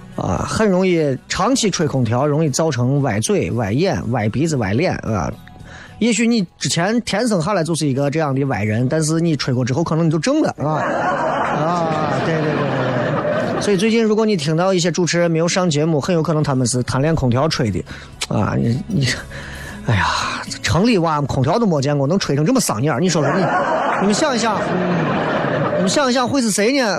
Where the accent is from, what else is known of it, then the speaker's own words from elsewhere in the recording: Xi'an, Shaanxi, China; 我说我是西安人啊，那可能不够。